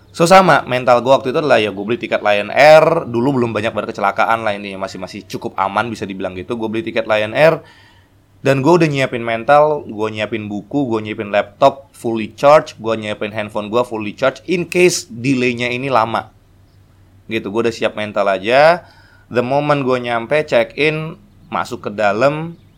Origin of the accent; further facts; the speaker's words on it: Medan, North Sumatra, Indonesia; Yang kedua adalah waktu gue dari Medan. Dari Medan pulang liburan, Christmas, tahun baru gue pulang.